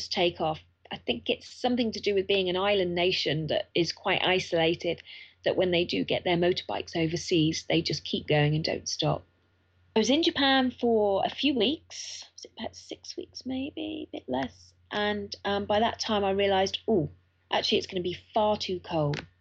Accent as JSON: {"language": "English", "country": "United Kingdom", "said": "as a British person, I can get an electronic visa online"}